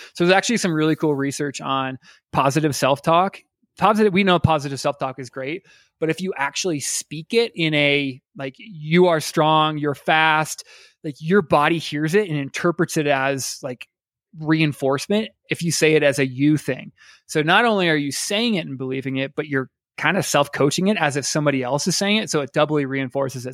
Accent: Iowa, United States; now in Colorado, United States; I grew up in Iowa

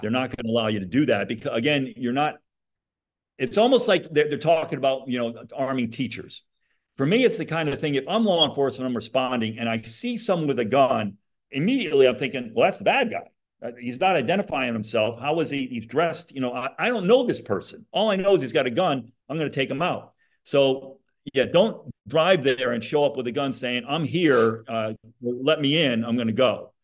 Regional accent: Monroe, Connecticut, United States; now in Florida, United States; I grew up in Monroe, Connecticut.

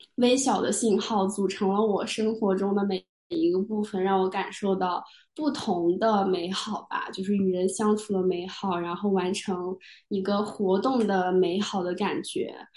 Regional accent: China; moved away as an adult; 我自己作为一个亚裔，作为一个中国人，作为一个国际学生

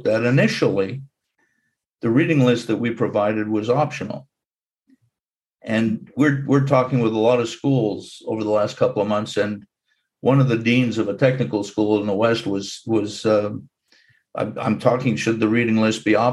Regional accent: Montreal, Quebec, Canada; When I was growing up in Montreal

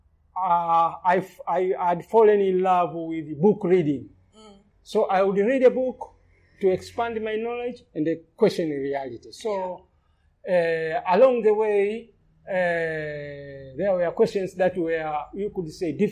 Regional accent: Lindi, Tanzania; I grew up in Lindi, which is southern Tanzania, along the coast

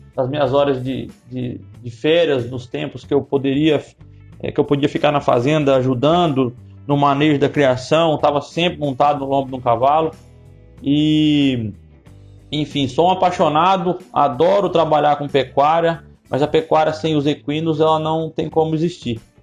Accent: Minas Gerais, Brazil; moved away as an adult; now in Mato Grosso, Brazil; Eu sou mineiro

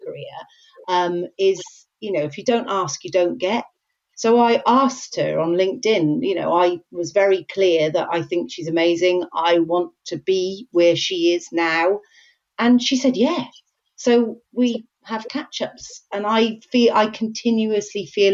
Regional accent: Wales, United Kingdom; I'm Welsh

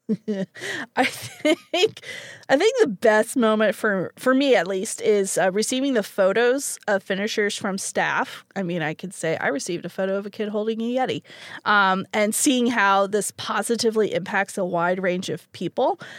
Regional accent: Canada; moved away; as a Canadian

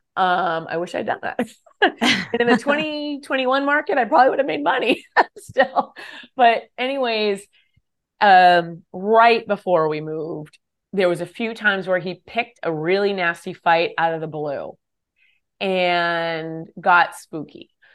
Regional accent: California, United States; moved away as an adult; also born or lived in Texas; I'm a Californian.

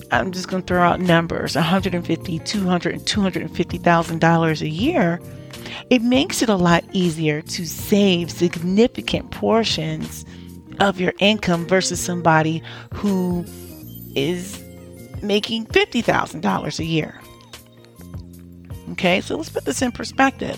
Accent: New Jersey, United States; also born or lived in DMV (Washington metropolitan area); now in DMV, United States; I'm actually from New Jersey too.

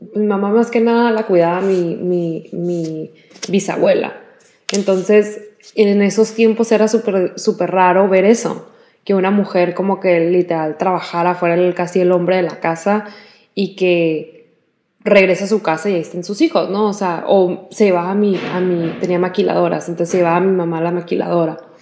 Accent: Mexico; nuestras familias pues crecieron en México y crecimos nosotros en México

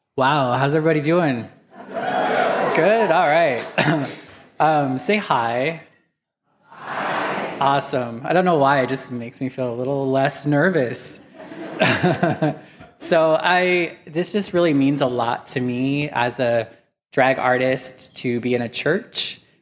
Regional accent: Wendell, Idaho, United States; I grew up in Wendell, Wendell, Idaho

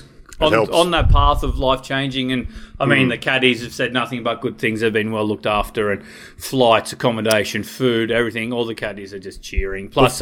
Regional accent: Orange, New South Wales, Australia; I was born and bred in Orange, New South Wales

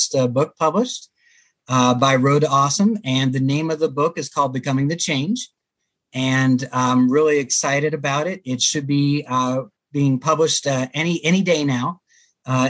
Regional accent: Germantown, Maryland, United States; I grew up in Germantown, Maryland

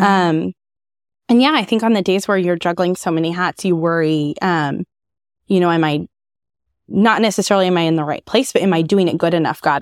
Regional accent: Lawrence, Kansas, United States; also born or lived in Manhattan, Kansas; now in Topeka, United States; I grew up in Lawrence

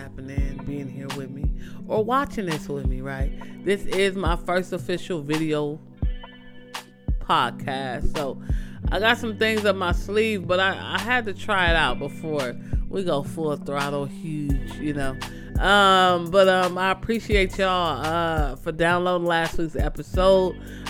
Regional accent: Nigeria; I'm Nigerian, you know, always repping the green and white, so I love to see it.

